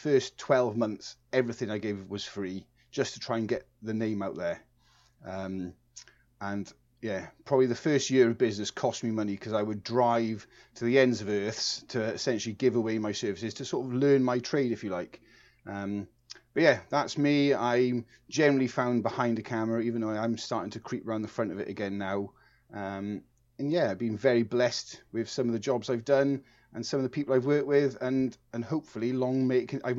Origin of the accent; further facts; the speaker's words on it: Dartford, South East England, United Kingdom; born there; I was actually born in Dartford in Kent, so I'm actually English.